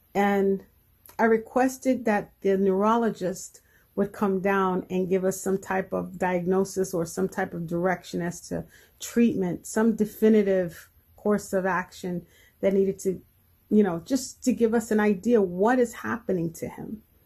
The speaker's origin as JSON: {"language": "English", "region": "New Jersey", "country": "United States", "said": "I am from New Jersey"}